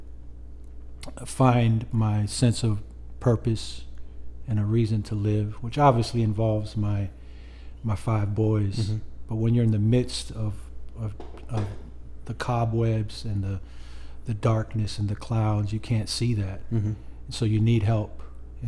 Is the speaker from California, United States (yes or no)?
yes; Oceanside, California, United States; Oceanside, California is where we were born and raised, military town